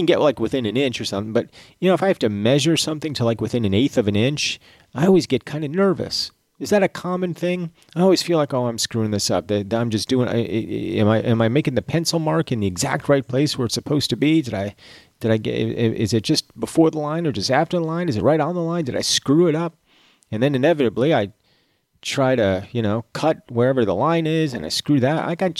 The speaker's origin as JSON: {"language": "English", "region": "Georgia", "country": "United States", "accent": "Georgia", "said": "my Georgia accent has never been anything to begin"}